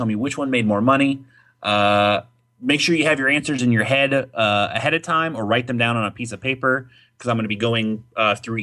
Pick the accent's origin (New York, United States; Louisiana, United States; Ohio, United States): Ohio, United States; I'm from Ohio